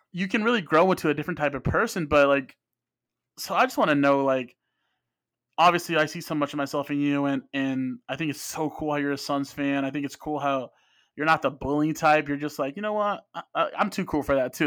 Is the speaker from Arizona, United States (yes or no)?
yes; Phoenix, Arizona, United States; Both of my parents are from Mexico. I grew up in Phoenix.